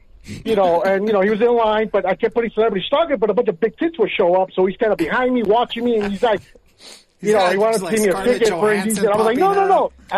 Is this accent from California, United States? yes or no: yes; Los Angeles, California, United States; I'm old school punk rock, man. You know, I grew up in Northeast LA.